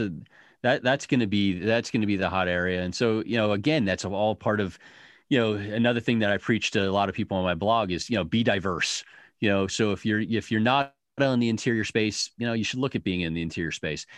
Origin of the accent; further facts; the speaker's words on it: United States; now in Detroit, United States; we as Americans are, are hectic, busy